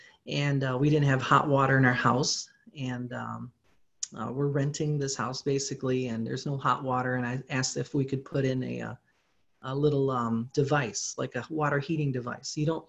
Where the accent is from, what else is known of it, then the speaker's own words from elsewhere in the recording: Philippines; Well, you know, being I grew up in the Philippines, I do speak Tagalog.